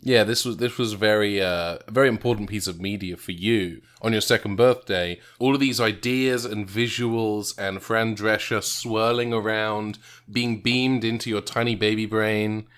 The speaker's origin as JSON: {"language": "English", "region": "England", "country": "United Kingdom", "tie": "born or raised there", "moved": "yes", "said": "my hometown in England"}